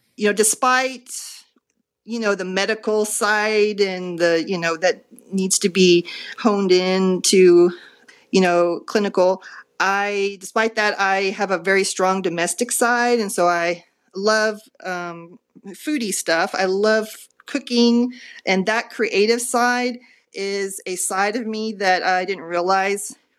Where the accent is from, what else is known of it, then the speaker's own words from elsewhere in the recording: Dallas, Texas, United States; moved away as an adult; also born or lived in Rhode Island; came back to Dallas, my hometown